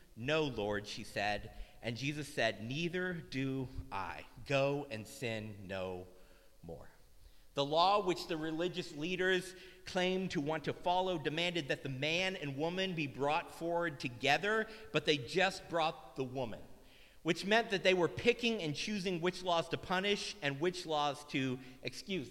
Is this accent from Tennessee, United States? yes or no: yes; Tennessee, United States; I grew up in Tennessee we spent a lot of time playing in dirt